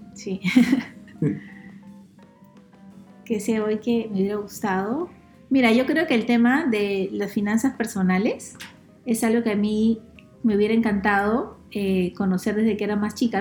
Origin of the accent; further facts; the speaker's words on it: Peru; encontremos la forma de respetarnos más como peruanos